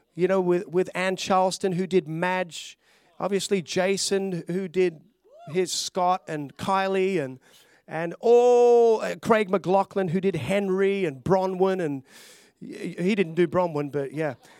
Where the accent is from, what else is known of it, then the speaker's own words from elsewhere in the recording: Australia; also born or lived in Glenorchy, Hobart, Tasmania / Melbourne, Victoria; I'd grown up in Australia as a, a little, a little Aussie boy. I, I was born in Tasmania